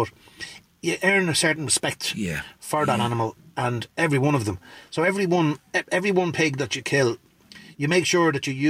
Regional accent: Dublin, Leinster, Ireland; I remember hearing a lot of the country, because I moved out from Dublin, but it was a thing in Dublin as well.

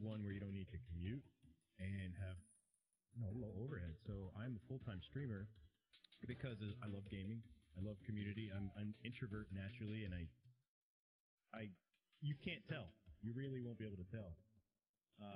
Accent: New York, United States; now in Georgia, United States; I grew up in New York. Born and raised in New York. Moved down to Georgia in 2006

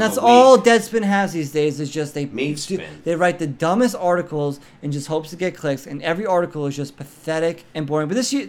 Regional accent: New York, United States; We're from New York, Booz and I. We're from New York.

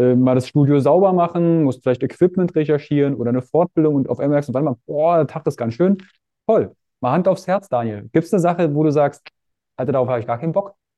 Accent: Fürstenwalde, Brandenburg, Germany; Ich komme aus Fürstenwalde, Frankfurt Oder, das ist ein Katzensprung.

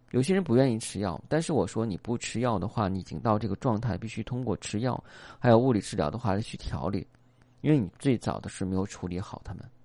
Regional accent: China; 我们中国人讲这俗话叫做"旁观者清"

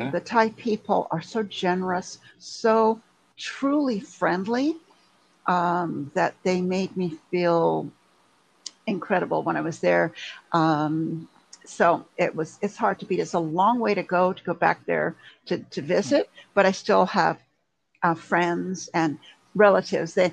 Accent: Montreal, Quebec, Canada; also born or lived in England / Germany; now in United States; Oh yes, um, I was born in England. Okay. I don't sound like it. I know. My family all still still live in England and Scotland. Um, I uh, we moved to Canada when I was little. I lived in Canada in Montreal

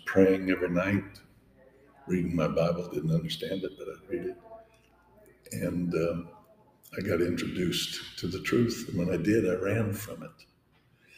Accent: Pueblo, Colorado, United States; moved away as an adult; also born or lived in Denver / Oklahoma; I was born and raised in Colorado

